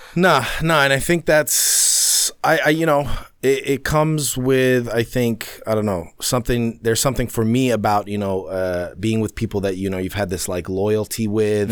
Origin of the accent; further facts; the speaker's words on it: New York City, New York, United States; also born or lived in London; we got to New York in nineteen ninety-one